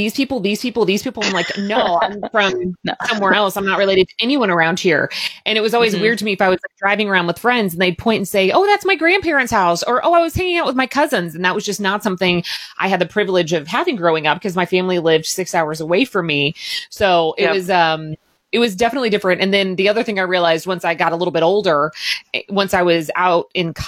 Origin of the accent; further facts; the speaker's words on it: Southern Indiana / Louisville area, United States; I was born in Ohio as well, and up by Cleveland. And we moved down here for my dad's job in 90, I want to say. Mm-hmm. And so basically the only life I can remember is the one that I live in Southern Indiana